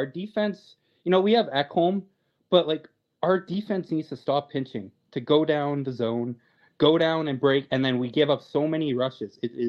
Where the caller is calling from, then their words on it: Calgary, Alberta, Canada; I'm calling from Calgary here.